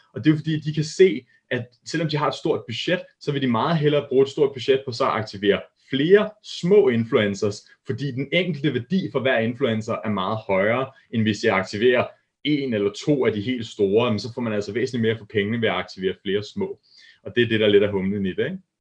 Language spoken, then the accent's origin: Danish; Hillerød, Capital Region of Denmark, Denmark; der arbejdede jeg op i Hillerød, hvor jeg kommer fra, der er jeg født og opvokset